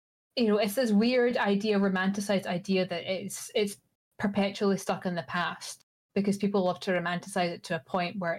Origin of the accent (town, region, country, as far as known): Scotland, United Kingdom